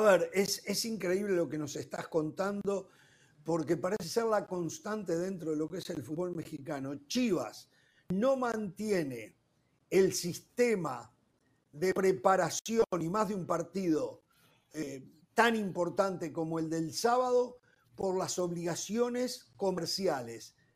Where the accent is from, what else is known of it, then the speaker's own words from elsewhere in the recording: Uruguay; como uruguayo